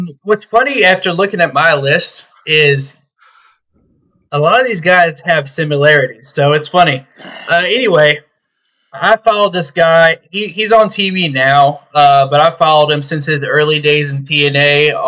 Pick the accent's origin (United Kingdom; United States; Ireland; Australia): United States; Texas; I'm from Texas